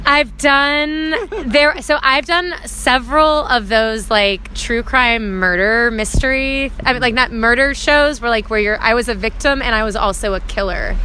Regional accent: Georgia, United States; moved away; also born or lived in New York City; I'm from Georgia originally, so that's why I kind of have a little country folk bluesy sound to my music

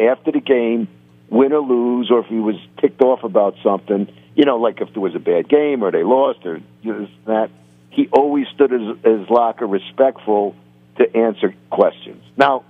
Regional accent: New York, United States; It would have been a mistake for me to go because I am a New Yorker. And I pride myself on that.

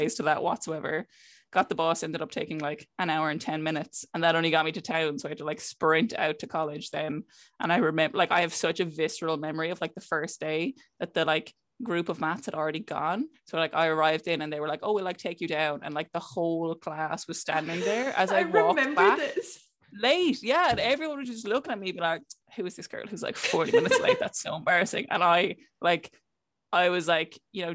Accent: Clare, Munster, Ireland; moved away as an adult; also born or lived in Cork; I'm from Clare

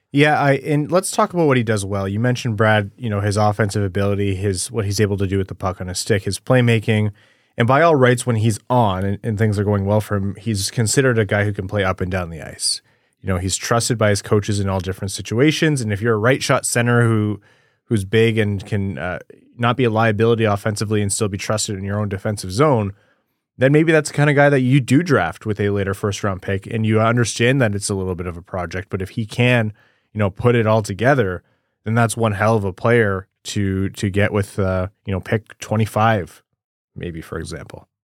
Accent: Windsor, Ontario, Canada; I grew up in Windsor

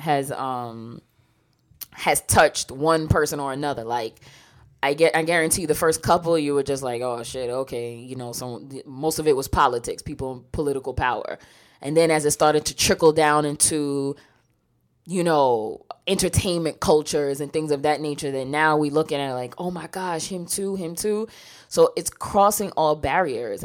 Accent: New York, United States; growing up in New York

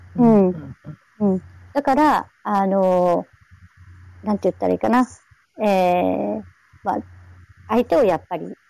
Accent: Hachinohe, Aomori, Japan; 私の出身は八戸ですけど

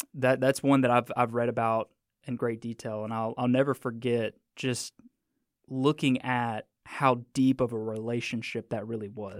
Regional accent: Mississippi, United States; I'm from Mississippi

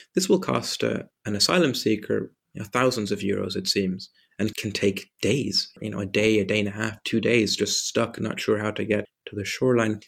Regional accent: southwest Ireland, Ireland; also born or lived in Germany; I'm German originally. I grew up in Ireland, the coastline, in the southwest.

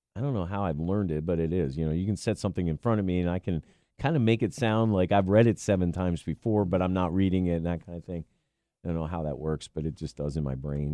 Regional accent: Millersville, Pennsylvania, United States; I grew up in Millersville, Lancaster County

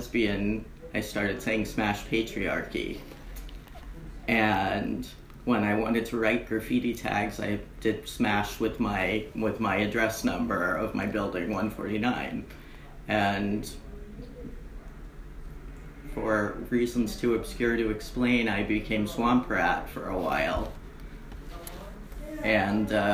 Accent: Boston, Massachusetts, United States; moved away as an adult; now in New York City, United States; I'm from Boston. Born in the Boston Lying In, where half everybody from Boston was born at that time, in 1965.

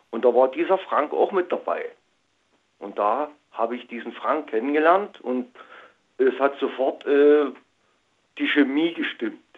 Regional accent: Saxony, Germany; über einen guten Freund aus meiner Heimat Sachsen

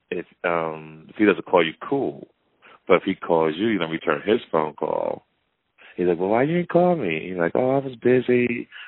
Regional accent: Michigan, United States; born or raised there; moved away; also born or lived in West Bloomfield, Michigan

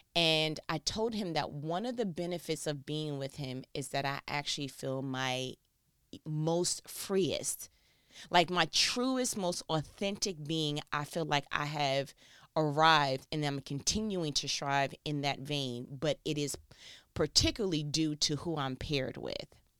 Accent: New York, United States; I'm from New York

